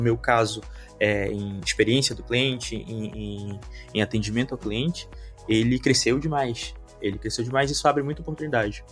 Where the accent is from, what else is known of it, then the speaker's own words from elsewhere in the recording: Manaus, Amazonas, Brazil; moved away as an adult; now in Skopje, North Macedonia; Eu sou de Manaus, Amazonas, extremo norte aí do Brasil